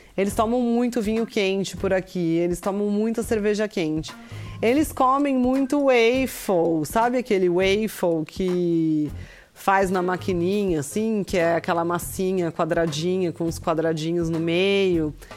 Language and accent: Portuguese; Brazil; moved away as an adult; now in Kraków, Poland; pra gente que é do Brasil